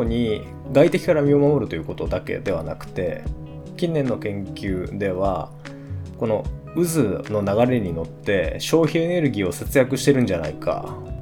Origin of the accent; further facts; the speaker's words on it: San'in, Japan; 地元山陰エリア